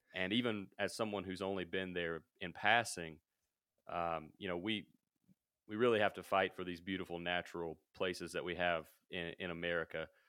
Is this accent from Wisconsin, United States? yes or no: no; Mississippi, United States; moved away as an adult; also born or lived in Denver, Colorado; now in Colorado, United States; I'm from Mississippi, uh, so I'm from way down south.